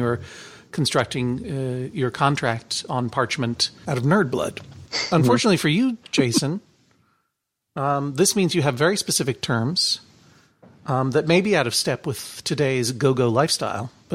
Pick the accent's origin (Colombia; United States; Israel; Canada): United States; Brookline, Massachusetts; growing up in Brookline, Massachusetts, where all the cool boys kissed boys